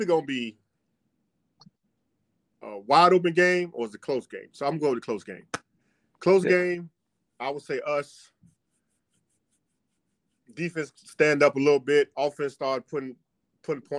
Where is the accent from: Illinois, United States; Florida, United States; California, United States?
Florida, United States; moved away as an adult; I came from Florida